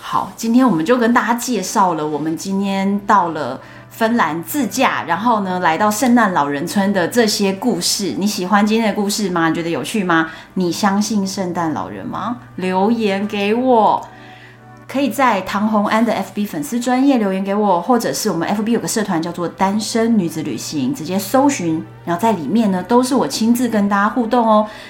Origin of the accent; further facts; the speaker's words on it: Taiwan; 我们说台湾